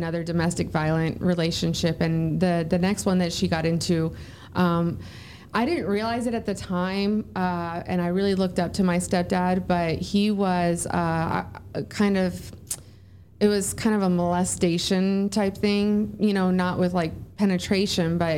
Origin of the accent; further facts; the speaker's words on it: San Bernardino, California, United States; moved away as an adult; also born or lived in Hollywood, California; now in San Antonio, United States; I'm from San Bernardino, California, and the homeless part was actually Hollywood, California. So I'm a Southern California girl